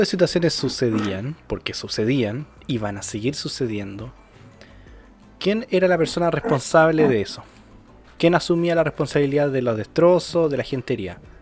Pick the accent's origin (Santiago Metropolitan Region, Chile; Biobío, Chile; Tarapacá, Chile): Biobío, Chile; Los Ángeles; yo soy de Los Ángeles, aquí en la Plaza de Los Ángeles